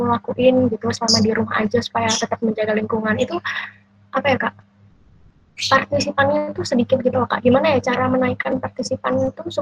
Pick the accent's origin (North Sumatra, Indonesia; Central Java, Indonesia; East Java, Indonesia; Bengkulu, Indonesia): East Java, Indonesia; Surabaya; Saya berasal dari Surabaya.